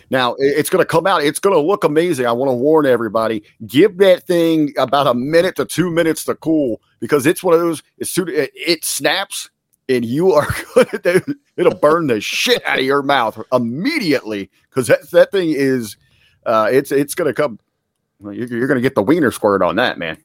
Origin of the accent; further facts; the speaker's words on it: Cincinnati, Ohio, United States; where I'm at on the west side of Cincinnati, where I grew up